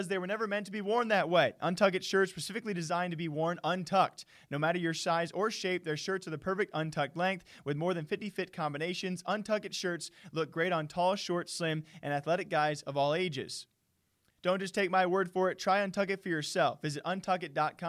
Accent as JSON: {"language": "English", "region": "Iowa", "country": "United States", "moved": "yes", "said": "I'm actually originally from Iowa"}